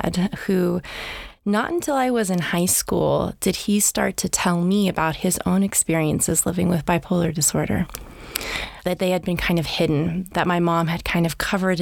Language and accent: English; Half Moon Bay, California, United States; I feel so lucky to grow up in Half Moon Bay. It was a small town at the time